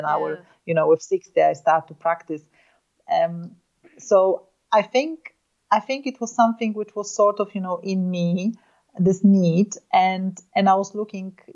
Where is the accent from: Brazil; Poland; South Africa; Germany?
Poland; I was born and raised in Poland